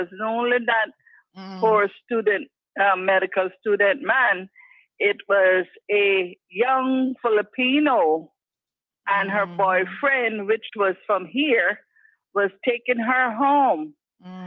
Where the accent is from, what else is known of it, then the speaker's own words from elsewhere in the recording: Cayman Islands; us Caymanians